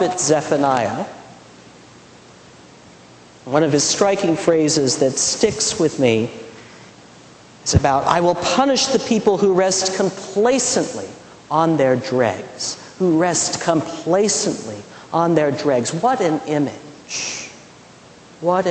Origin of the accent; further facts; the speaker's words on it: McPherson, Kansas, United States; moved away; When I was growing up in the Midwest, there was a town about 30 miles south of McPherson, where I was living